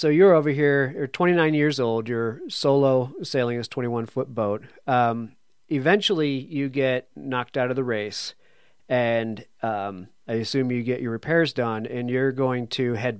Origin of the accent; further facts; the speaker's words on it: New England, United States; I'm from New England.